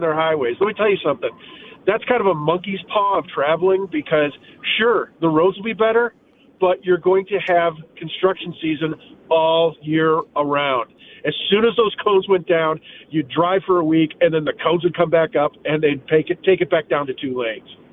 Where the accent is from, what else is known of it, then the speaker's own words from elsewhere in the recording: Michigan, United States; moved away as an adult; also born or lived in Illinois; now in Farmington Hills, United States; I was born and raised in Michigan, then moved to Illinois for 22 years